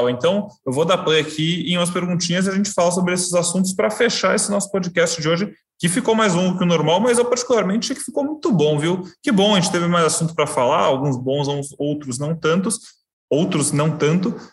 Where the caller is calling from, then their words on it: São Paulo, Brazil; sou aqui de São Paulo, Interlagos